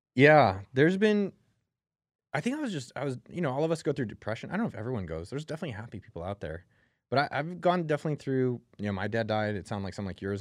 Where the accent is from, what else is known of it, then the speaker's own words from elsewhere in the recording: Bay Area, California, United States; When I grew up in the Bay Area